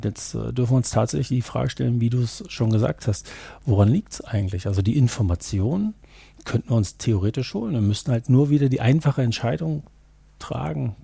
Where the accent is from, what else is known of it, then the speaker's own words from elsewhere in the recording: eastern Germany, East Germany, Germany; dass ich aus, ähm, ja, aus ihrer Hälfte Deutschlands komme. Ich bin auch im Osten groß geworden